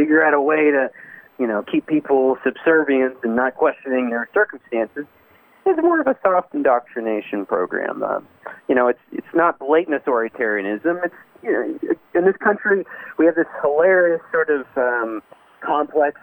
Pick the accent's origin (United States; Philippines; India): United States; especially in rural America. I, of course, I didn't grow up anywhere else